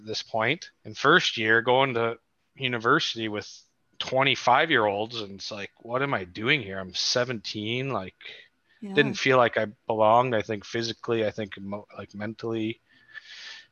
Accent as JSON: {"language": "English", "town": "London", "region": "Ontario", "country": "Canada", "tie": "born or raised there", "also_born_or_lived": "St. Thomas, Ontario / Rosslyn Lake", "said": "I was born in London, growing up in St. Thomas and a little bit in Roslyn Lake. And when I moved out of St. Thomas to come to London"}